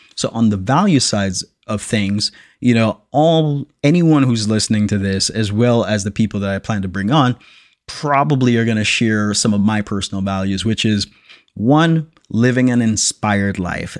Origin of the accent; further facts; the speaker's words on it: Jamaica; I'm born and raised in Jamaica